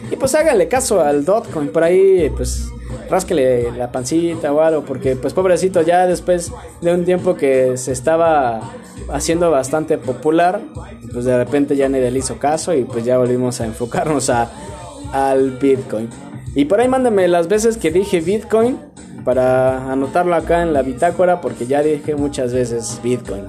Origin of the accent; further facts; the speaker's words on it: Mexico; somos acá de México